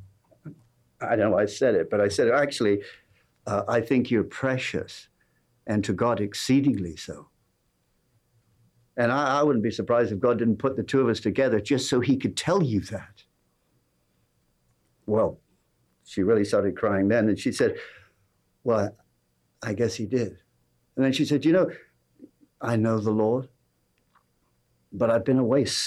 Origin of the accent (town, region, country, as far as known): England, United Kingdom; accent: English